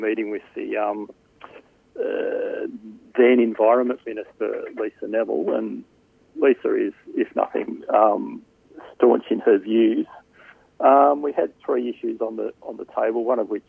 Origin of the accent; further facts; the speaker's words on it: New South Wales, Australia; I grew up in New South Wales